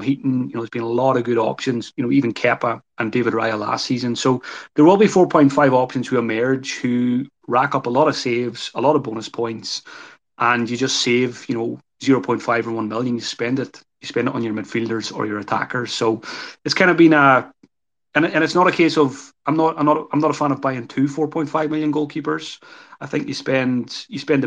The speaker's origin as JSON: {"language": "English", "country": "Ireland", "said": "I'm Irish."}